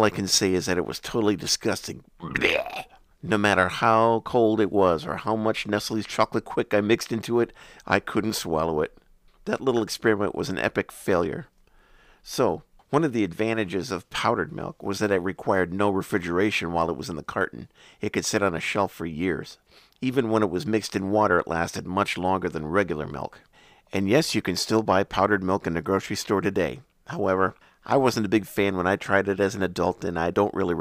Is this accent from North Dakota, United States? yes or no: yes; Bismarck, North Dakota, United States; When I was growing up in Bismarck, North Dakota, back in the late 60s and early 70s